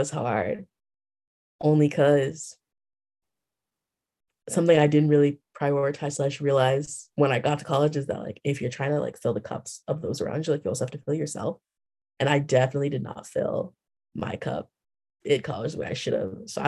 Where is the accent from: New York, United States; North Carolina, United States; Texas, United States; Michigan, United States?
Texas, United States; I started off as a volunteer my freshman year because like I came from Texas. I don't know this community.